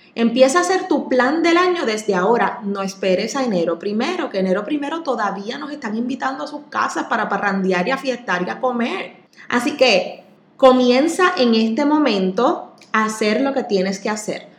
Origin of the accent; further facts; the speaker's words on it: Puerto Rico; así somos los boricuas